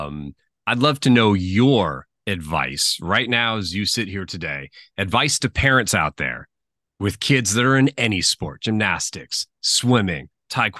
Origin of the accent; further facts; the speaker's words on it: San Mateo, California, United States; I grew up in San Mateo, California